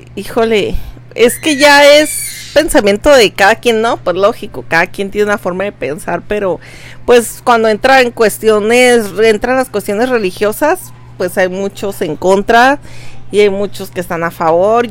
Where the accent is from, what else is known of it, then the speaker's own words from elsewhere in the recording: Veracruz, Mexico; now in Tijuana, Mexico; yo soy de allá de Veracruz